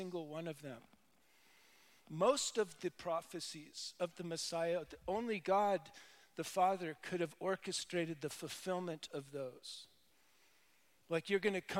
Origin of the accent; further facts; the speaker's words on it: Pensacola, Florida, United States; I was born in Pensacola, Florida